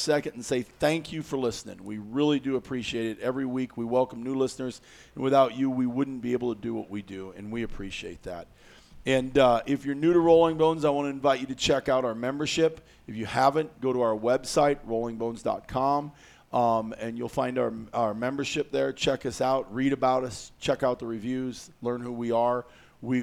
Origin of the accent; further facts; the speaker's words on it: Iowa, United States; I grew up in Iowa